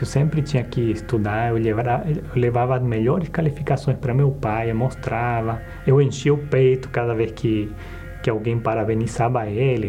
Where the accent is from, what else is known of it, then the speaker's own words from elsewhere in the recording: Bolivia; eu sou de uma cidade do interior da, da Bolívia, uma cidade bem pequena, de 40 mil habitantes